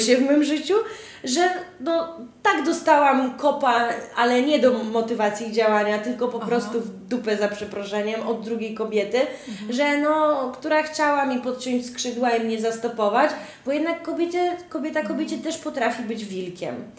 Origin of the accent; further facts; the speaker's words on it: Podlaskie Voivodeship, Poland; U mnie na Podlasiu nie mówi się kuzyn, tylko brat cioteczny.